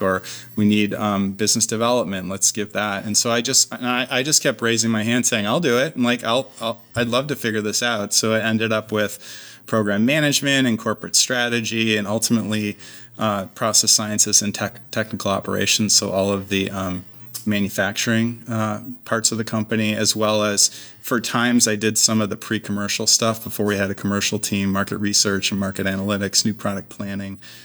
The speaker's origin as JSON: {"language": "English", "town": "Clarence", "region": "New York", "country": "United States", "tie": "born or raised there", "also_born_or_lived": "Berkeley, California", "moved": "as an adult", "lives_now": "Seattle, United States", "said": "I'm from upstate New York originally, outside of Buffalo. So, uh, spent my whole childhood there, basically"}